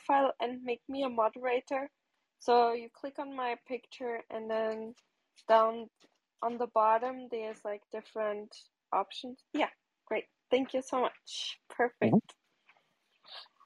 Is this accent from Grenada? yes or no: no; Portugal; moved away as an adult; also born or lived in New York City / North Carolina / Cape Cod; now in United States; I'm from Portugal